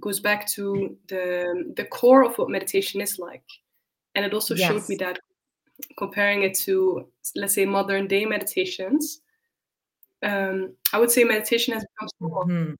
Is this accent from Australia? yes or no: no; Netherlands; moved away as an adult; also born or lived in Spain; now in Berlin, Germany; I'm from the Netherlands. I have left home about 8 years ago